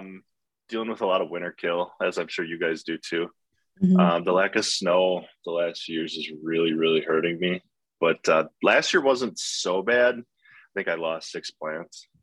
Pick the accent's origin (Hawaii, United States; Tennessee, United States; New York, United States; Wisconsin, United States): Wisconsin, United States; Oshkosh; I'm from the Oshkosh area